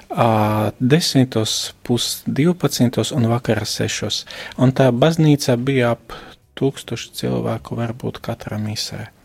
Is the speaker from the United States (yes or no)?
no; Košice Region, Slovakia; Latvian is a second language; moved away as an adult; now in Latvia; Es esmu no Slovākijas austrumu daļas, no Košicas arhidiecēzes. Es no 2003. gada esmu priesteris un astoņus gadus es kalpoju Slovākijas draudzēs, pirms es atbraucu uz Latviju.